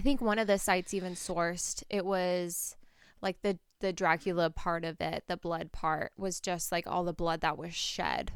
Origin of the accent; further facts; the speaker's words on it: Portland, United States; moved away; My hometown is Portland